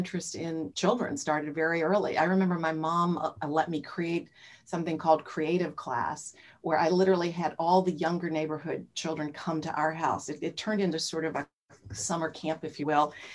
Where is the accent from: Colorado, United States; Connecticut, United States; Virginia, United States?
Virginia, United States; growing up in Virginia